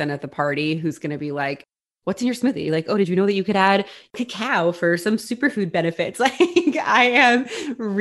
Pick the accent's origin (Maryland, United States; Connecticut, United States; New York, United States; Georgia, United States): New York, United States; Long Island; also born or lived in Florida; I grew up in New York. I am from Long Island